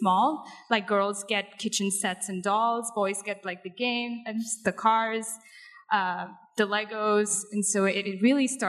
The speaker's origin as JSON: {"language": "English", "country": "India", "tie": "born or raised there", "said": "as a girl growing up in India"}